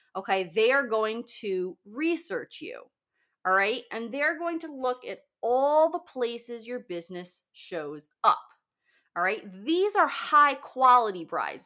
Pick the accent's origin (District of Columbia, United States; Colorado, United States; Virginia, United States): Virginia, United States; Northern; my hometown, very very close, um, in Northern Virginia